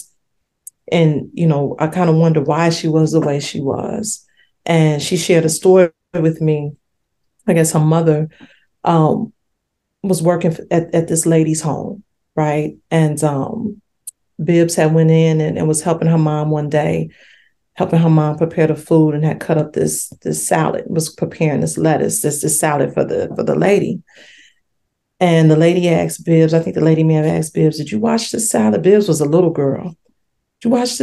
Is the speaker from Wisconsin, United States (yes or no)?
no; Indiana, United States; I'm from Indiana, Muncie, Indiana